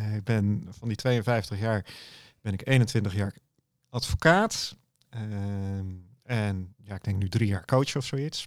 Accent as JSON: {"language": "Dutch", "town": "Dordrecht", "region": "South Holland", "country": "Netherlands", "said": "ik kom uit Dordrecht en mijn kantoor zit in Papendrecht, net over de rivier."}